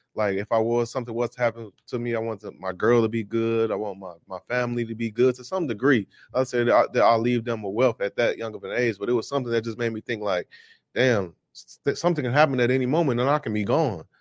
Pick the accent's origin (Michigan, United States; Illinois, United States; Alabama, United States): Illinois, United States; Chicago; I'm from Chicago, Illinois, born and raised